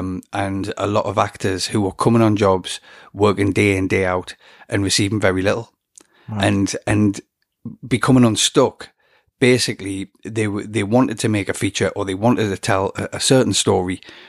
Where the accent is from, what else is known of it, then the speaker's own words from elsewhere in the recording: England, United Kingdom; obviously I'm an Englishman and they would have had to pay the right rate.